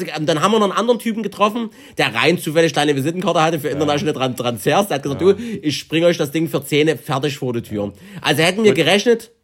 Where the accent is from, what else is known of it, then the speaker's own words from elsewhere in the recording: Germany; wir kommen zufällig aus Deutschland